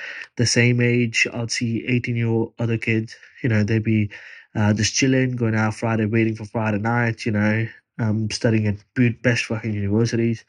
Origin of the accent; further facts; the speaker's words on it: Punjab, India; moved away as an adult; now in Australia; Punjab is my state in India